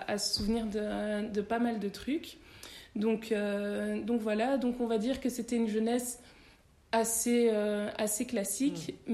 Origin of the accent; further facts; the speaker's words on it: Belgium; also born or lived in Congo; moi, je, je suis née au Congo, mhm. mais je suis venue ici en Belgique quand j'avais 8 mois.